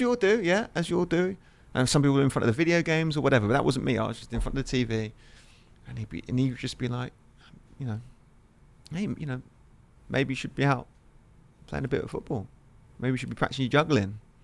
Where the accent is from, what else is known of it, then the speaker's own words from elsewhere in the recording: Lewes, South East England, United Kingdom; where I grew up in England, Lewis, which is, which is, if you look on the map, is near Brighton